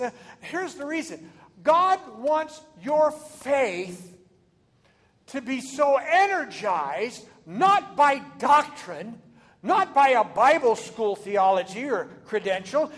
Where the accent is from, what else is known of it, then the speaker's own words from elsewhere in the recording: Oregon, United States; moved away as an adult; now in Texas, United States; I'm from Oregon